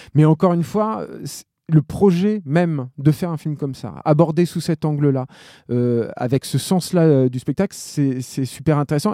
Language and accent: French; France; en tant que Français